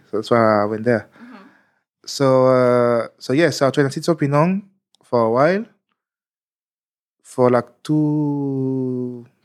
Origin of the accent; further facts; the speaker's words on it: New York, United States; yeah, I'm American. So you're right. yeah, sorry, I'm from New York.